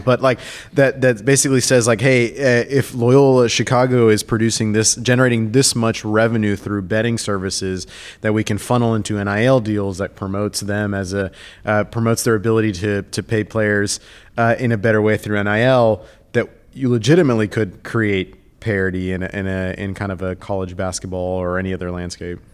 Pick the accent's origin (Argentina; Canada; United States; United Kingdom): Argentina; I'm from Argentina, I grew up playing soccer